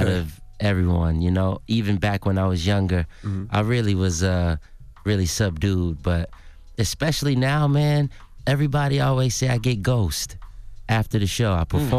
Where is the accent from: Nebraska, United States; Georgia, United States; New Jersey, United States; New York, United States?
Georgia, United States; Atlanta; also born or lived in New Orleans; Take me, I'm from Atlanta, Georgia, born in New Orleans.